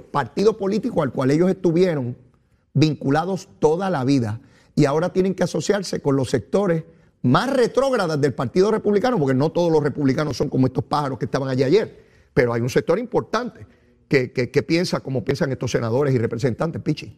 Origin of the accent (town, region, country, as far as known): Puerto Rico